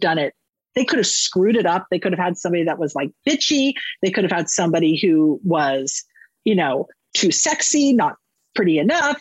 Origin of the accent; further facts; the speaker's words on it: Northern California, United States; I was raised in Northern California